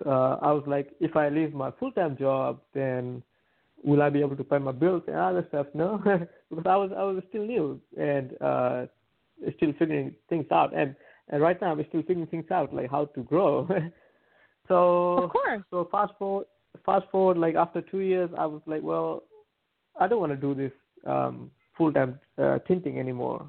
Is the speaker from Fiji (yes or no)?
yes; Fiji; moved away; I'm from like uh, like um, rural, like a countryside of of the island